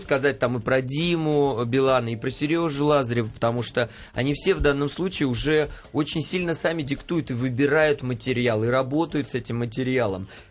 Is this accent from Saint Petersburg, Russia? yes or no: yes; Saint Petersburg, Russia; now in Moscow, Russia; я вообще из Петербурга